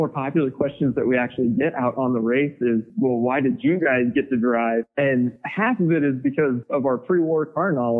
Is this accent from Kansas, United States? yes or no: yes; Milford, Kansas, United States; my hometown in Milford